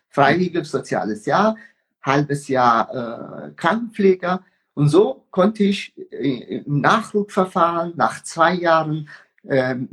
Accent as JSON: {"language": "German", "country": "Iran", "moved": "as an adult", "lives_now": "Germany", "said": "Ich bin äh, mit 19 aus dem Iran geflüchtet."}